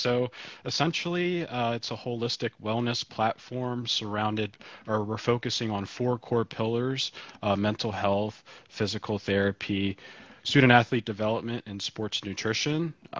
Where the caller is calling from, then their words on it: Baltimore, Maryland, United States; I'm calling in from Baltimore.